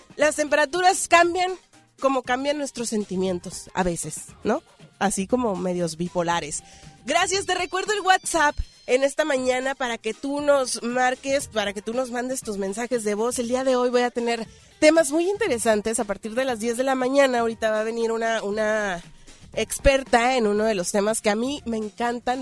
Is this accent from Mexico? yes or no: yes; Mexico; nosotros como mexicanos